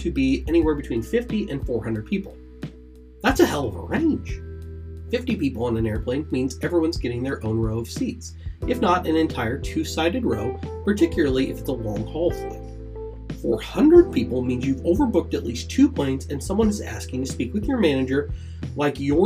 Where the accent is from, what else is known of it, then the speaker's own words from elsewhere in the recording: Ohio, United States; my home state of Ohio